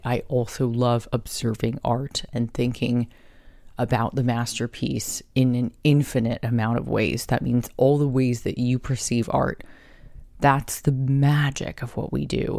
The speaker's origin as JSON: {"language": "English", "town": "Carlsbad", "country": "United States", "tie": "born or raised there", "said": "growing up in Carlsbad"}